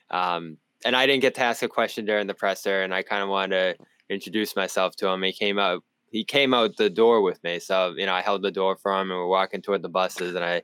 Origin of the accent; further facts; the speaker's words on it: Boston, Massachusetts, United States; accent: Boston; your name really brings out my Boston accent, Sherrod.